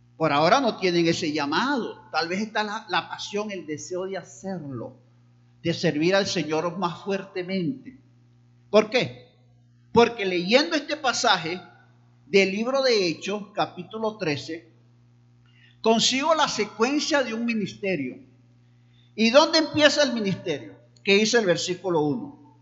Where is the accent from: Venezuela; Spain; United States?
Venezuela; Barquisimeto, Lara; now in Táchira, Venezuela; allá en Barquisimeto, donde yo nací. Luego estuve aquí en el Táchira